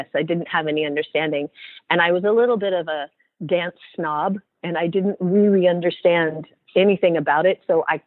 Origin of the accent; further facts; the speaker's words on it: Oregon, United States; I'm originally from Oregon